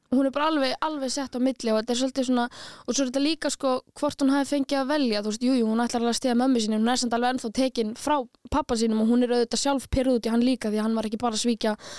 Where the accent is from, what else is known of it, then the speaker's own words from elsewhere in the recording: Reykjavík, Capital Region, Iceland; also born or lived in Stykkishólmur; ég er alveg upp í Reykjavík en ég er ættuð frá stikkisólmi